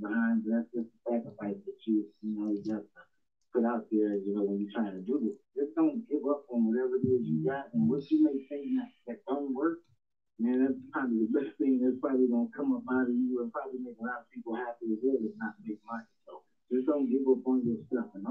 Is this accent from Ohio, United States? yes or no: yes; Toledo, Ohio, United States; also born or lived in Georgia; now in North Carolina, United States; I'm originally from Toledo, Ohio